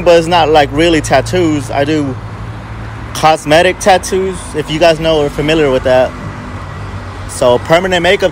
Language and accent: English; Indiana, United States; also born or lived in Los Angeles, California; Live in Indiana. Went there all of high school and shit. I grew up there, basically